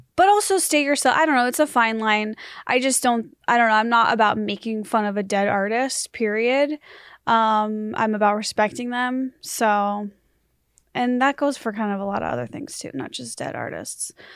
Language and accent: English; United States; I'm American